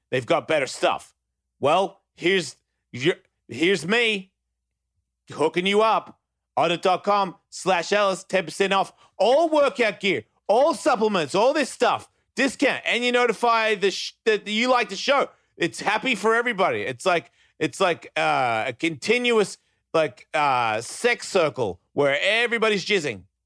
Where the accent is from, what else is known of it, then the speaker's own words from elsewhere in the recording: Australia; now in United States; I was born in Australia